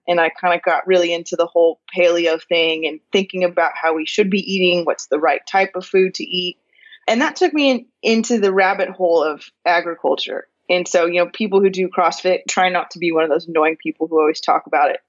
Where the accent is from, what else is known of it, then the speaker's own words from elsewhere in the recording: California, United States; moved away as an adult; now in Northwest Arkansas, United States; I was born and raised in California and actually lived in California for the first 31 years of my life